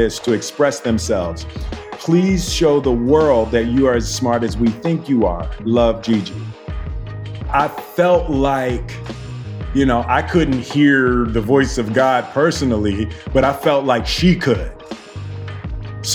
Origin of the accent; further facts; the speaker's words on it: Philadelphia, Pennsylvania, United States; I was born and raised in West Philadelphia